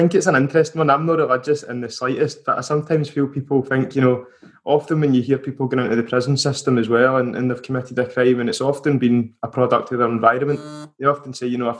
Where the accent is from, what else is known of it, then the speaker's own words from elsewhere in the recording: Motherwell, Scotland, United Kingdom; I grew up in North Lanarkshire